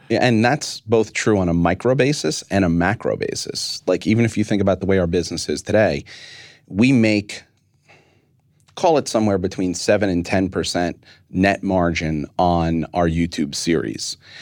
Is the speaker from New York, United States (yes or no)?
yes; New York, United States; I'm a New Yorker